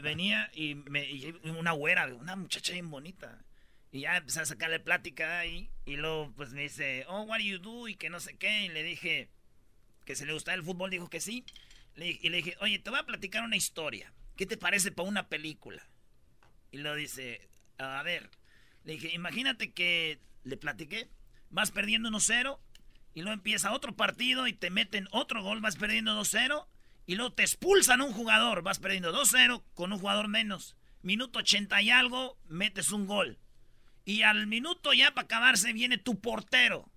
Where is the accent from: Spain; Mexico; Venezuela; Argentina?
Mexico; Michoacán; yo soy de Michoacán